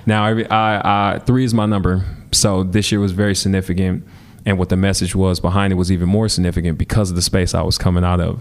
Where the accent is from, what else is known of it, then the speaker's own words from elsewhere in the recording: Milwaukee, Wisconsin, United States; growing up in Milwaukee